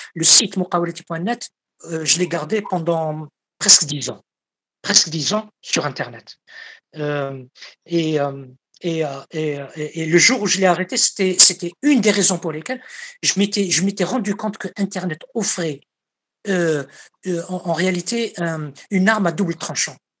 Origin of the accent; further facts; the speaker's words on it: Algeria; ici, chez moi, en Algérie